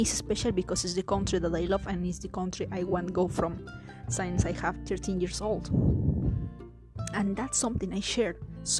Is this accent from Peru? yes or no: yes; Peru; English is a second language; And after I will say, it's a joke, I'm Peruvian. Y les hablaré en español como para que sepan que soy de Perú.